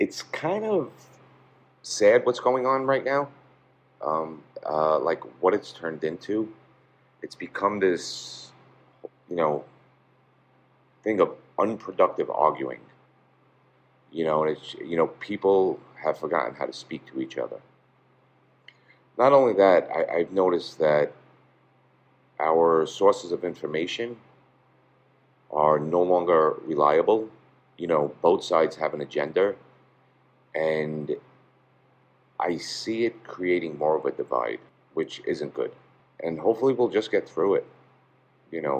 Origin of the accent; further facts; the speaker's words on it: New York City, New York, United States; Growing up in this part of Brooklyn, in the 70s, early 80s